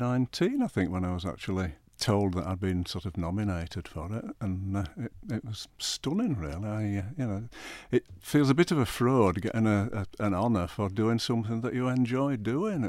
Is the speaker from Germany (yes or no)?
no; Yorkshire and the Humber, United Kingdom; moved away as an adult; now in Isle of Man; I'm a Yorkshire lad by birth. Yeah. Ancestors going back to about 1700 in my local village.